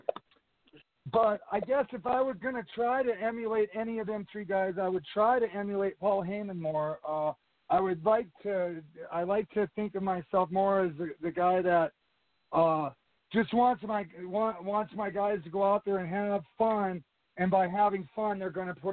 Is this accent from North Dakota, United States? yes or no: yes; Hettinger, North Dakota, United States; My hometown is Headinger, North Dakota. It's about 4 miles from the South Dakota state line